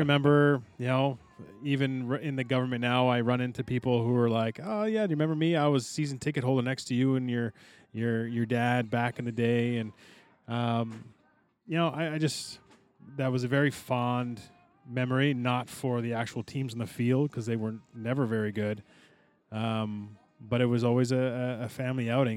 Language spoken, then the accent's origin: English; Aylmer, Quebec, Canada; we grew up in Elmer